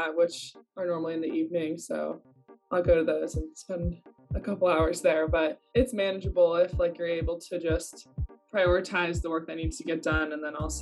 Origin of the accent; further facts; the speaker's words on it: Nashville, Tennessee, United States; I'm from Nashville, Tennessee